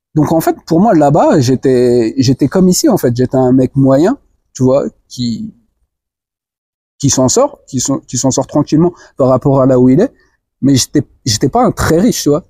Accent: France; moved away as an adult; also born or lived in Guinea; alors moi, je suis né en France, hein, j'ai grandi en France, j'ai tout fait en France

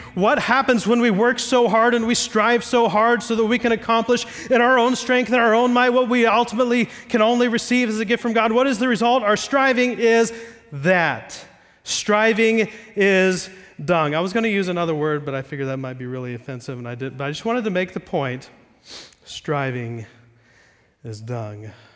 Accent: Ohio, United States; I'm from Ohio, not Iowa.

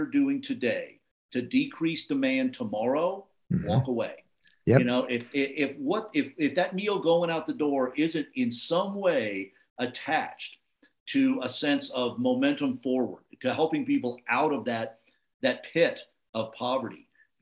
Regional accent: Anaheim, California, United States; moved away; also born or lived in Los Angeles; I grew up out in Anaheim, the tragic kingdom, when I was a kid

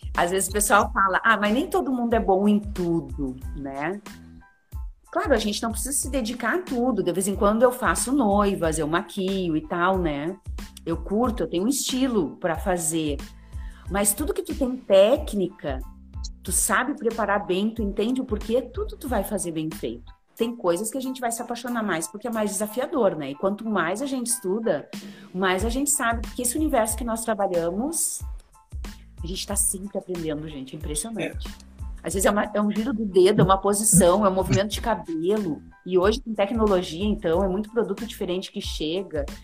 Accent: Santa Maria, Rio Grande do Sul, Brazil; moved away as an adult; now in Porto Alegre, Brazil; eu vim para Porto Alegre, que eu sou de Santa Maria

